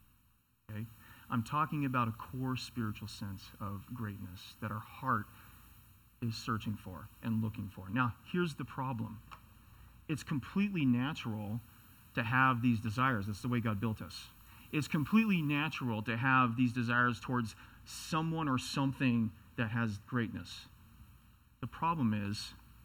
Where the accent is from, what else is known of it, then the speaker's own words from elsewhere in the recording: Seattle, Washington, United States; I come from Seattle